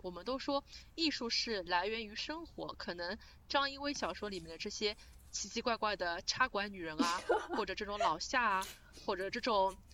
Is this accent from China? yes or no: yes; Shanghai, China; 因为我是上海人